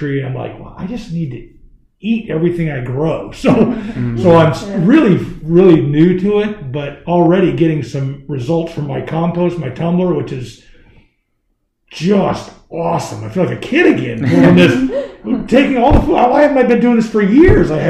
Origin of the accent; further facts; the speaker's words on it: Alaska, United States; moved away; Growing up, you know, I'm from Alaska, my mom had a garden every year.